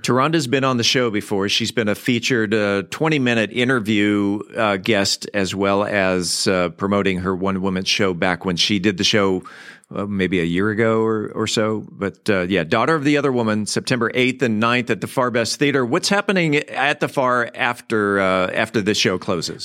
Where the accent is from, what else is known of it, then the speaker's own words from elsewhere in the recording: San Diego, California, United States; moved away; I grew up in San Diego